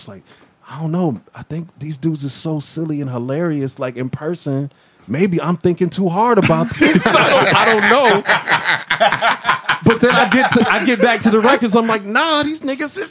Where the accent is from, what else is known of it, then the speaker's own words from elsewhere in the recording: Massillon, Ohio, United States; now in Atlanta, United States; I'm from a hella small town called like Maslin, right next to Canton